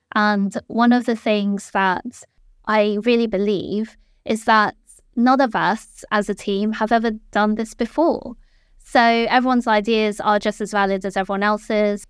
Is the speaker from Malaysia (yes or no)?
yes; Malaysia; moved away as an adult; now in London, United Kingdom; I was born in London, and I lived here until I was about nine years old, and then my parents moved back to Malaysia, so I kind of continued my education there, and then I came back when I was eighteen